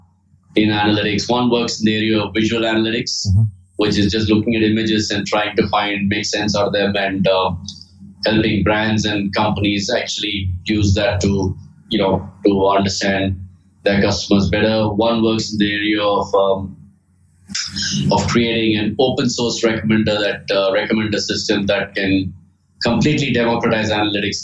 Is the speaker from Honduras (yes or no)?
no; India; I grew up in India